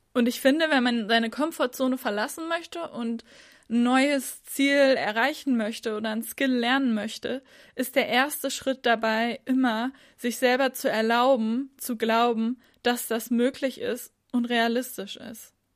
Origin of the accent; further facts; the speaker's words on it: Northern Germany, Germany; Ich komme aus Norddeutschland